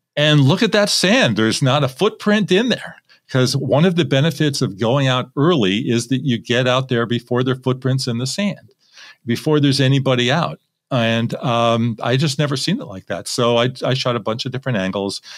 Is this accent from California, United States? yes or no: yes; Manhattan Beach, California, United States; This is in Manhattan Beach, my hometown. This is where I live